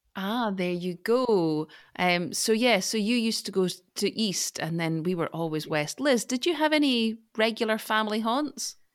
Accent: Scotland, United Kingdom; I'm Scottish

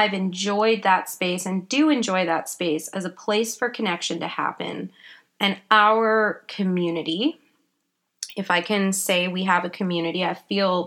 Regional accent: Vancouver Island, British Columbia, Canada; also born or lived in England; I was born in England, but I grew up on Vancouver Island in Canada

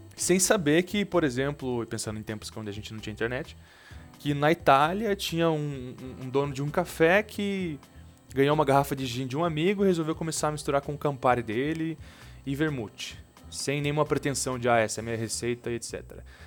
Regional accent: Curitiba, Paraná, Brazil; Eu sou de Curitiba

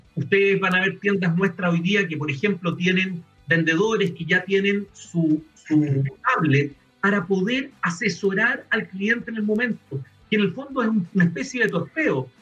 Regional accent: Chile; somos chilenos

